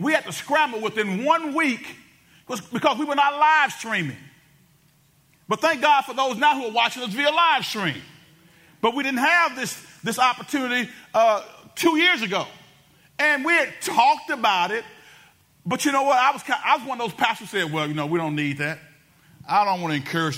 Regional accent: Benton, Louisiana, United States; I was from Benton before it was cool to be from Benton

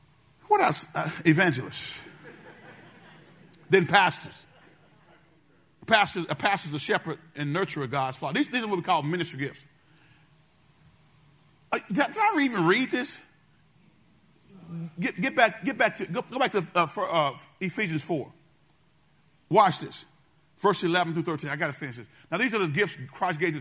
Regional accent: Benton, United States; I'm from Benton

